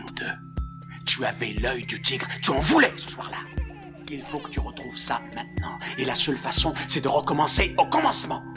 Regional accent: Lorraine, Grand Est, France; je viens de Lorraine

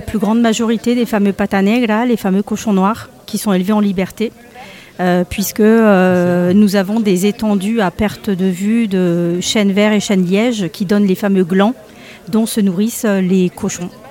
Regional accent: Extremadura, Spain; moved away; ma région d'origine, qui est l'Extrême Dur.

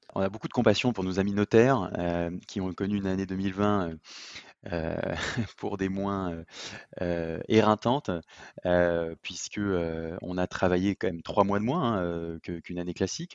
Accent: Lyon, Auvergne-Rhône-Alpes, France; je suis lyonnais

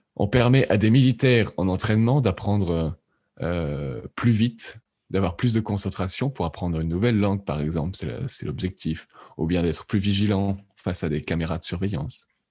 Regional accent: France; also born or lived in Lyon / Lausanne, Switzerland; J'ai fait un bac scientifique en France, je suis français

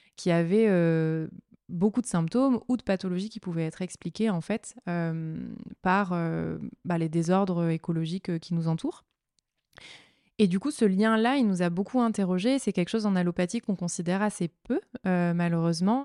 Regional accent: Marseille, Provence-Alpes-Côte d'Azur, France; J'ai grandi à Marseille et j'en suis très fière

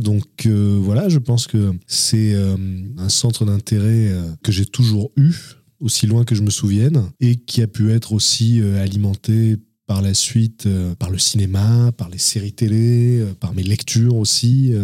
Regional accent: Avignon, Provence-Alpes-Côte d'Azur, France; je suis né à Avignon et j'ai grandi euh, dans la région d'Avignon. C'est une région que je n'ai jamais quittée

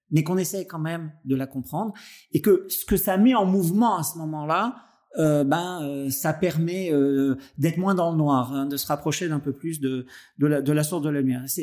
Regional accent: Nice, Provence-Alpes-Côte d'Azur, France; voilà, en tant que niçois, et, et, et, pour toutes les autres choses qui, qui nous rattachent, je suis vraiment heureux d'avoir croisé ta route tardivement

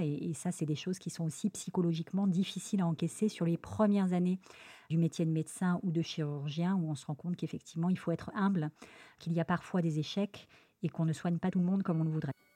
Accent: Lyon, Auvergne-Rhône-Alpes, France; moved away as an adult; also born or lived in Paris; now in Marseille, France; je suis originaire de la ville de Lyon

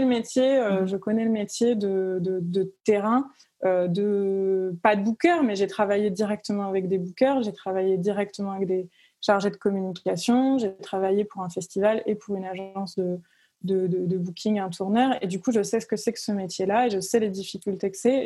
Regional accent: Cavaillon, Provence-Alpes-Côte d'Azur, France; moved away as an adult; now in Lyon, France; j'habite à Lyon, mais je viens pas de, Lyon. Je viens du sud de la France, donc j'ai grandi à Cavaillon

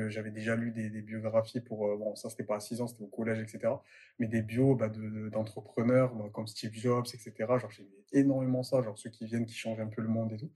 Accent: Marseille, Provence-Alpes-Côte d'Azur, France; moved away; je suis de Marseille de base

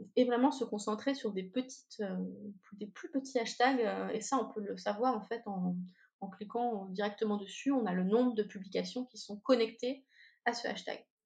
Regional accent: Normandy, France; je suis normande

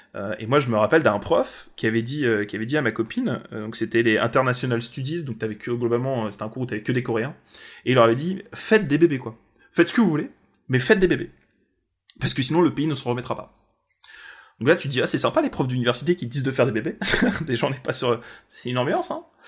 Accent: France; tu leur dis que t'es français

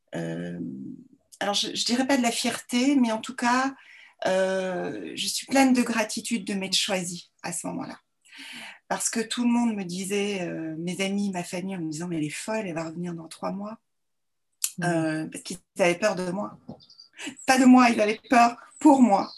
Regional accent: Belgium; also born or lived in Brussels; donc je suis belge. J'ai fait mes études à Bruxelles

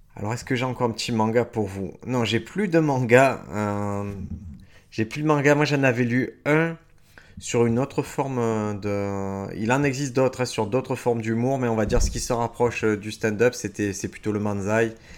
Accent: France; en tant que Français avec mon kimono

